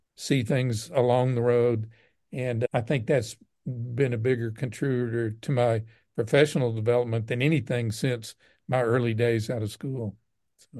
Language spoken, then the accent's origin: English; Southeast Texas, United States; now in Midland, United States; growing up in Southeast Texas